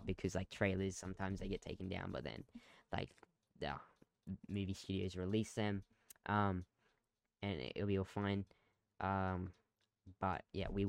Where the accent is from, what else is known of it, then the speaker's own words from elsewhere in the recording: Australia; we're Australian